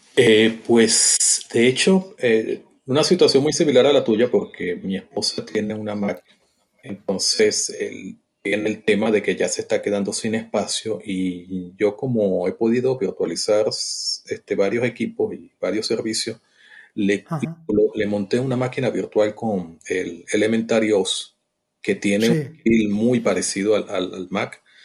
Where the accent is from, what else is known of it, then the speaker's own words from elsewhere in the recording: Venezuela; moved away as an adult; now in Mexico; yo soy venezolano, nací en, Venezuela, mi hermoso país